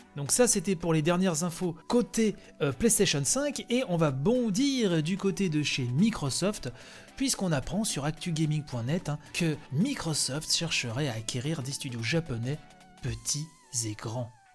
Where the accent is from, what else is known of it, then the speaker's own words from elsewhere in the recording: France; chez nous, en France